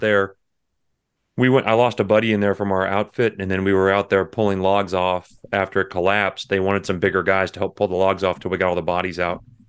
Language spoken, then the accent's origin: English; near San Antonio, Texas Hill Country, United States; I was born in San Antonio. I was raised in the hill country right outside there